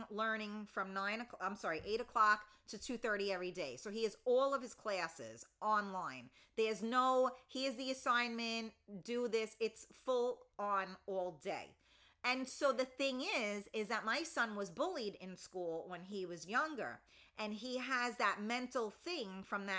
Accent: New York City, New York, United States; also born or lived in Westchester, New York; I grew up in the Bronx

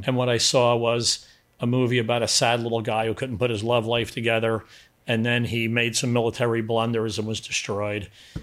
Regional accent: United States; I'm an American. I speak English.

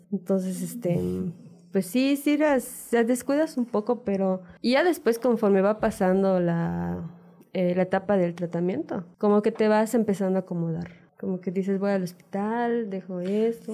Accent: Mérida, Yucatán, Mexico; Nosotros somos de acá de Mérida

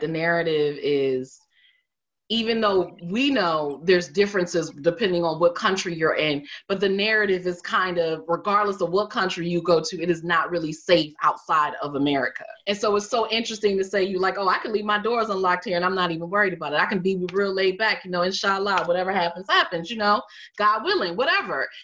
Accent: United States; moved away as an adult; I'm American

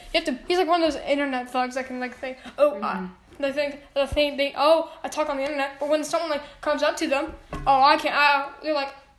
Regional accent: Texas, United States; I'm from Texas, so big fan of Rangers.

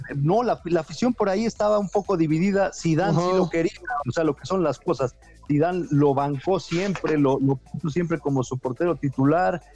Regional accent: Mexico; como mexicano

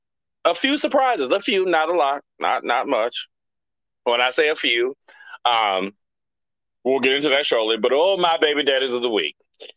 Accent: New Orleans, Louisiana, United States; also born or lived in Baton Rouge; New Orleans is a city in itself. It is a, I think we believe we're our own state, but it's not technically true.

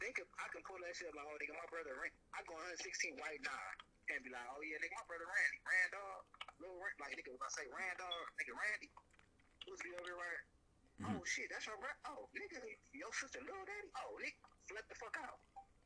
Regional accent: East Cleveland, Ohio, United States; I'm out from East Cleveland.

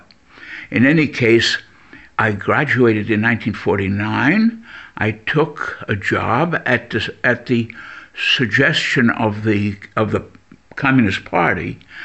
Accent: New York, United States; accent: American; moved away as an adult; also born or lived in Leipzig; now in Berlin, Germany; I was born in New York and grew up in the late 1930s when New York was a left-wing center for many, many people

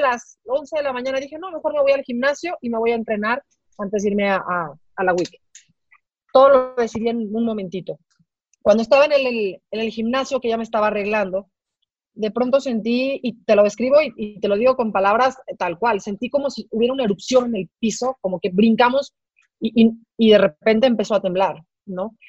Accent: Mexico City, Mexico; moved away as an adult; now in Guadalajara, Mexico; las personas que somos de la Ciudad de México y que hemos vivido ahí, bueno, por lo menos la mayor parte de nuestras vidas

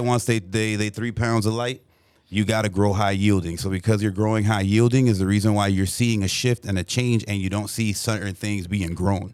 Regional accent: Burbank, California, United States; I'm from the Valley, eight one eight, Burbank, California

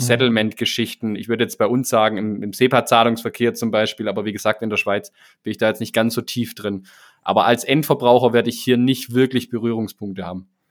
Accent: Swabia, Germany; mir als Schwabe

